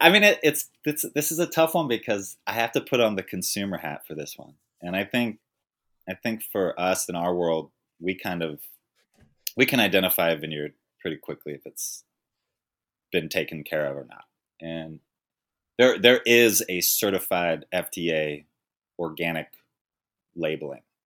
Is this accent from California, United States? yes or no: yes; Napa, California, United States; I grew up in Napa, I grew up a white man